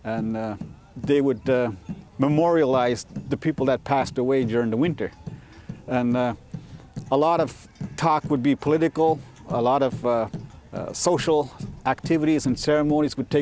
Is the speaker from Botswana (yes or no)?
no; Elsipogtog, New Brunswick, Canada; I'm a Mi'kmaw person. I'm from Elsevier in New Brunswick